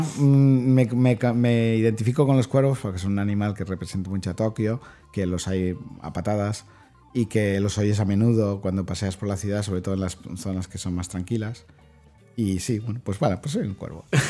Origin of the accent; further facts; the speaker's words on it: Spain; personalmente, como, como, como, español